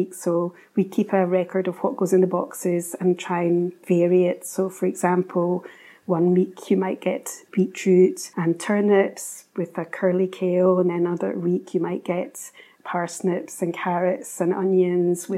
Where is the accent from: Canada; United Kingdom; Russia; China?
United Kingdom; Glasgow, Scotland; now in Highlands, United Kingdom; I'm originally from Glasgow, but I did a lot of travelling.